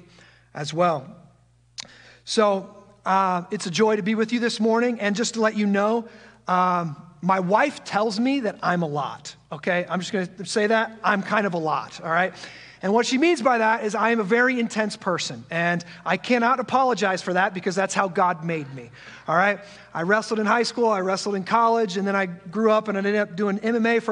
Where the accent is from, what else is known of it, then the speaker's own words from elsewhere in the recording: just outside of the Quad Cities, Iowa, United States; also born or lived in Omaha, Nebraska; I was born and raised just outside of the Quad Cities in a small farm community very similar to this one, and I'm one of those rare souls who never left his hometown